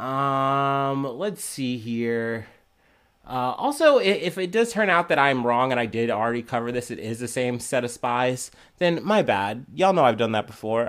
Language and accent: English; United States; as an American